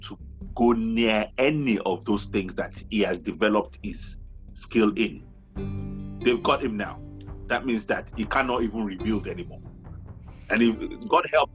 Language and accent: English; Nigeria; coming from Nigeria, now we come from Nigeria